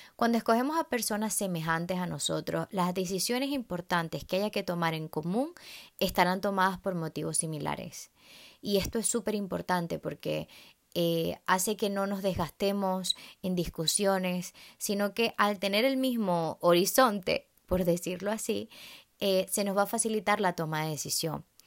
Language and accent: Spanish; Venezuela; en Venezuela, eh, el país de donde yo soy